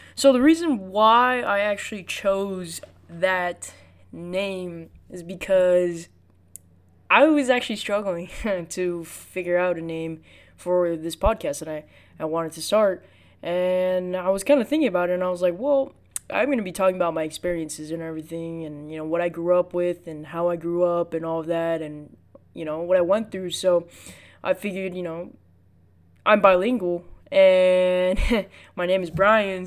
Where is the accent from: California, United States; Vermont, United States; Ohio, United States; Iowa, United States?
California, United States; Los Angeles; I was born in America, I was born in Los Angeles in the Good Samaritan Hospital